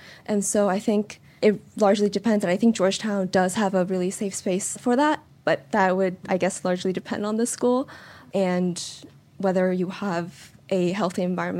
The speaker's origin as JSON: {"language": "English", "country": "Taiwan", "said": "I'm from Taiwan. I also came from a Taiwanese military family."}